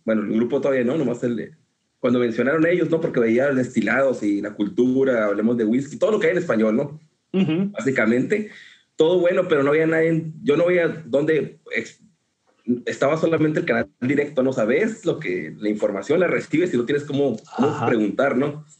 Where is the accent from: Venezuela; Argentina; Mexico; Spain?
Mexico; Ascensión, Chihuahua; moved away as an adult; also born or lived in Ciudad Juárez; now in Houston, United States; también soy de Ascensión, Chihuahua de la Chona. Eh, ahí me crié, 18 años, y nací en Ciudad Juárez.